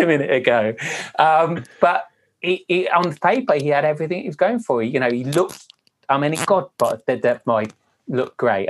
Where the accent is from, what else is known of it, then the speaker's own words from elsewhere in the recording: Wales, United Kingdom; I'm Welsh